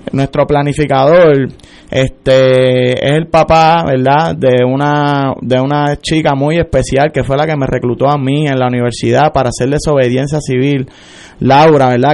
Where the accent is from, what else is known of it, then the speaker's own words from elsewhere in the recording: San Juan, Puerto Rico; yo vengo de Manuela Pérez